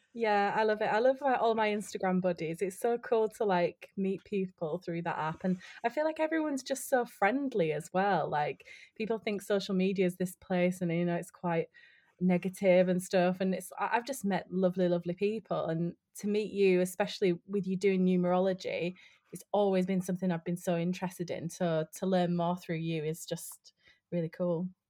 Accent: Yorkshire and the Humber, United Kingdom; moved away as an adult; also born or lived in London; I'm originally from West Yorkshire, um, like the north of England, um, and I moved to London to study acting

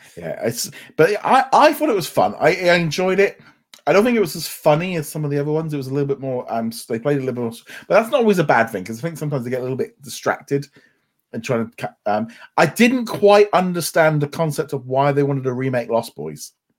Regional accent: United Kingdom; we're two British people

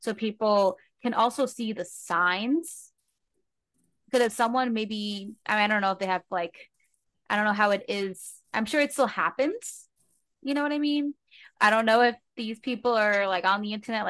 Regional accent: New Jersey, United States; I grew up in New Jersey

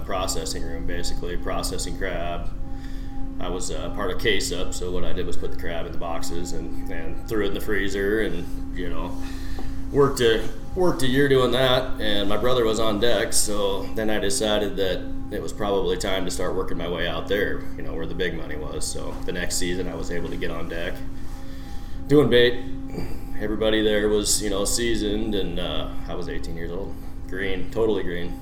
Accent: Montana, United States; moved away as an adult; I was born in Montana.

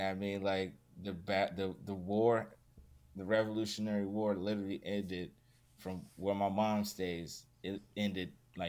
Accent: Richmond, Virginia, United States; I grew up in Virginia and riding up one street, which was called Monument Avenue

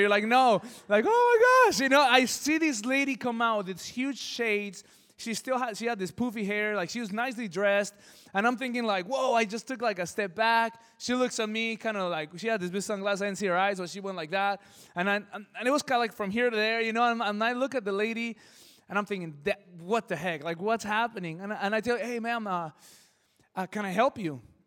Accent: El Monte, California, United States; I come from El Monte, it's a crazy city, things get stolen

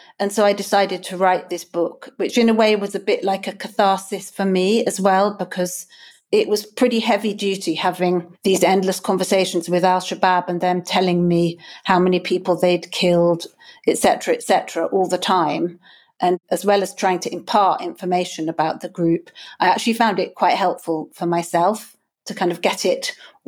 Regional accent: Kenya; also born or lived in lots of African countries; I was brought up in Kenya and I've lived in lots of African countries.

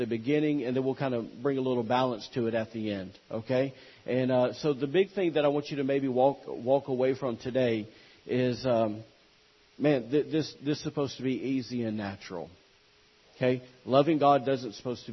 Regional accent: the South, United States; I'm from the South

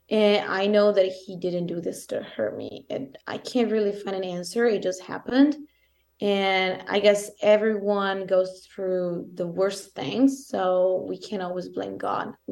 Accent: Italy; accent: Italian; English is a second language; italian accent is thicker than it was

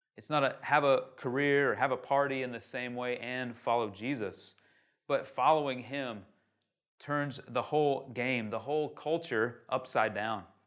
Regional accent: United States; now in Shanghai, China; I'm from America

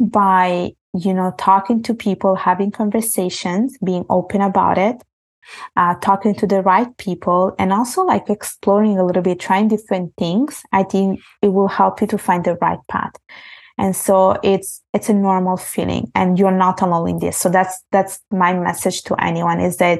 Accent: Italy; moved away; when I was growing up in Italy, basically, I was brought up in Italy. I was born there, and my parents are from Bangladesh

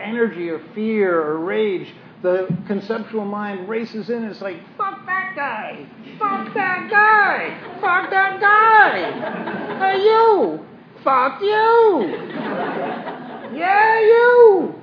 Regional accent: New York City, New York, United States; moved away; I'm from Brooklyn.

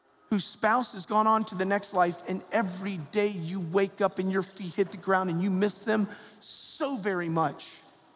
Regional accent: the South, United States; I'm from the South

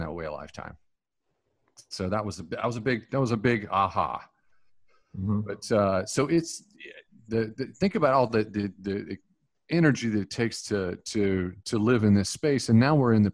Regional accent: Western North Carolina, United States; I grew up in Western North Carolina.

